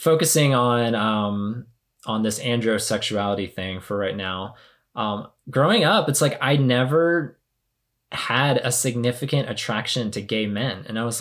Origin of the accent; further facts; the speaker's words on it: the South, United States; growing up in the church and growing up in the South